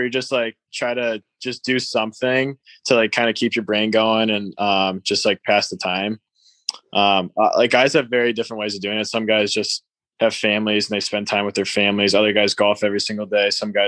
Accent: Ohio, United States; also born or lived in Minnesota / Boston / Maryland; But like, I only lived in Maryland for like 3 years. Like I grew up in Ohio mostly.

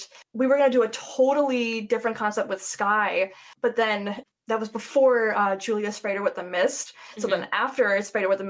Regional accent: Cleveland, Ohio, United States; I'm from Cleveland

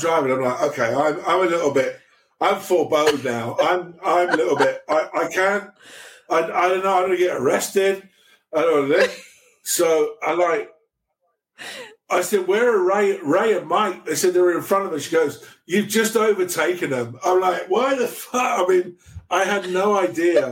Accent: England, United Kingdom; first language English; also born or lived in Sweden; now in Romania; I'm from England.

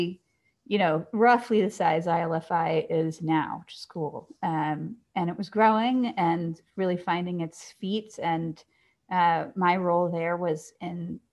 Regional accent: Atlanta, Georgia, United States; I grew up in Atlanta

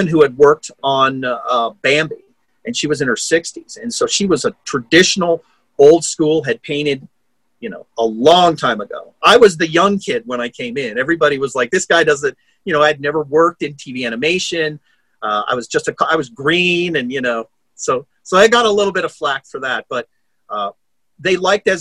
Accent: United States; I'm an American.

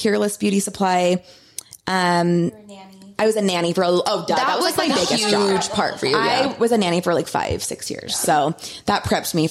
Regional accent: Utah, United States; growing up in Utah, we live in a bubble. Like there's one religion here

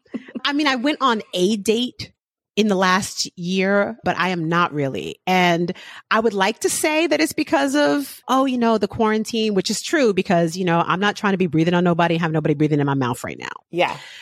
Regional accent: New York City, New York, United States; I'm from the Bronx.

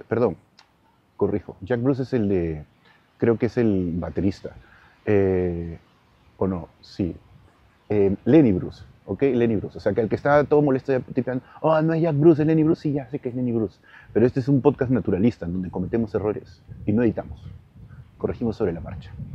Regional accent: Peru; now in Madrid, Spain; todos los espacios que he estado en el Perú

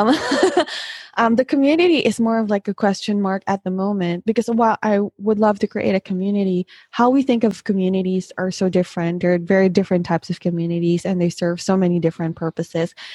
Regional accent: Philippines; come from the Philippines

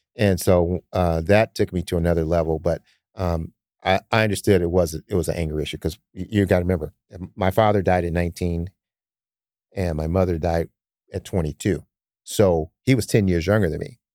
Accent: Detroit, Michigan, United States; now in Sacramento, United States; I grew up in Detroit in the cold

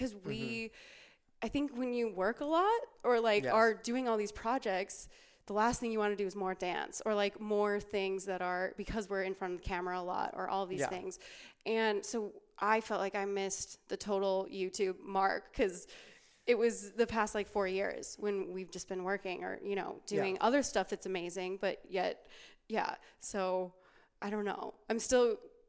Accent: Wisconsin, United States; now in Los Angeles, United States; I'm from Wisconsin

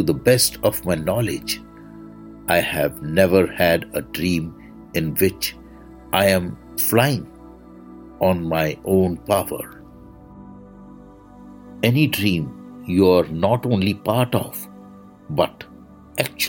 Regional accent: India; I am the Indian monk

